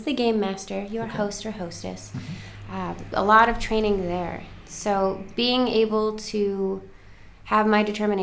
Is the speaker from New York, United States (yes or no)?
yes; Buffalo, New York, United States; moved away as an adult; now in Seattle, United States; I'm from Buffalo, New York